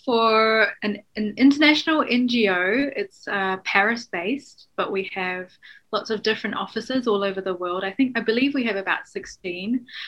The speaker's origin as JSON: {"language": "English", "country": "New Zealand", "tie": "born or raised there", "also_born_or_lived": "Hong Kong", "said": "I am originally from Hong Kong, but I grew up in New Zealand, and um, I'm mixed Hong Kong British."}